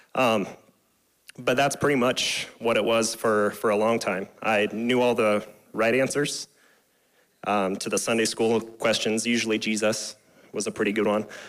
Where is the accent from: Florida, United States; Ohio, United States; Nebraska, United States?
Nebraska, United States; Scottsbluff; moved away as an adult; I graduated from Scottsbluff in 2006.